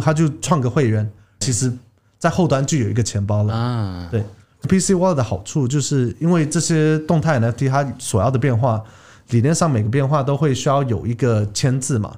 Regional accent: Taiwan; 我一半台湾人，一半美国人，我是在台湾长大的，以前读国民小学啊

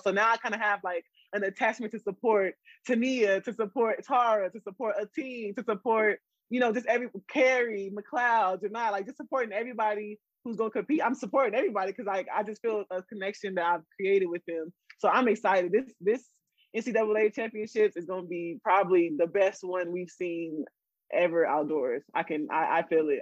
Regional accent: San Antonio, Texas, United States; also born or lived in Florida; I'm born and raised in San Antonio.

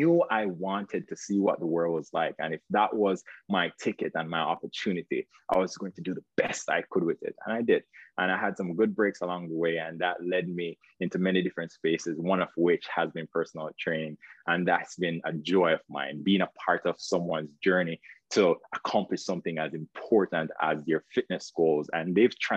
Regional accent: Jamaica; moved away as an adult; now in United States; you might hear an accent. You're not mistaken. I am Jamaican. So where I came here to the United States, pursuing a dream

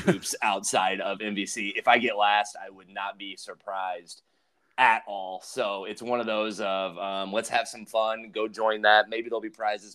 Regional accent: Southern Illinois, United States; I'm from Southern Illinois

